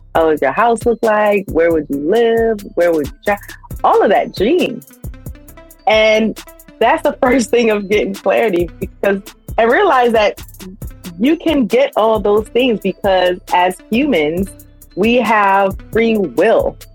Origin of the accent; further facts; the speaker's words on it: Miami, Florida, United States; also born or lived in Sunrise, Florida; I'm from Miami, 305